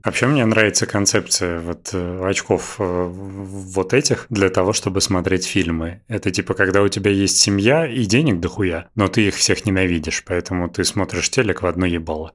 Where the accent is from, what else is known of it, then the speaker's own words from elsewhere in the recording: Russia; мы из России